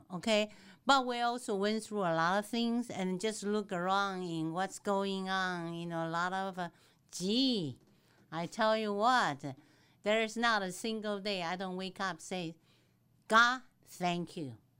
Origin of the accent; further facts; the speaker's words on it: Taiwan; English is a second language; moved away as an adult; also born or lived in Dallas area, Texas; now in Texas, United States; I was born and raised in Taiwan, and I came to this country at the age of twenty-four